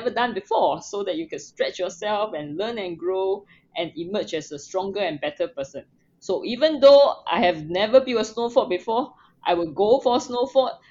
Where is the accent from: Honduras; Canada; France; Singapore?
Singapore; I was born in Singapore. I grew up in Singapore, which is a tropical country with no snow.